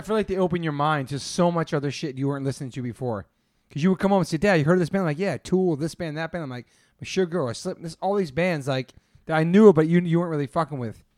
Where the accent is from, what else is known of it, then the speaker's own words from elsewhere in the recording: East Coast, United States; now in California, United States; I'm from the East Coast.